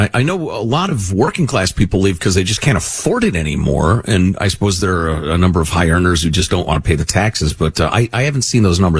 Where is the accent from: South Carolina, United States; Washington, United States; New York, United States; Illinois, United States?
Illinois, United States; Chicago; moved away; I grew up in Chicagoland.